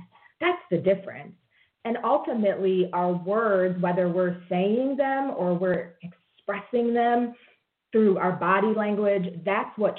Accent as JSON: {"language": "English", "town": "Rochester", "region": "New York", "country": "United States", "tie": "born or raised there", "said": "I was born and raised in Rochester, New York"}